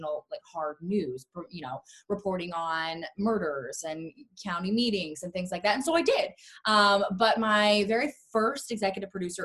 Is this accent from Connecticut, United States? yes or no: no; Florida, United States; moved away as an adult; now in Los Angeles, United States; I'm from Florida